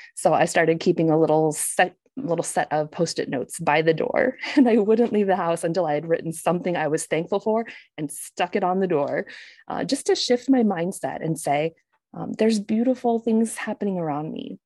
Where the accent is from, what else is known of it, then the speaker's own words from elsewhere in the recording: United States; moved away; as an American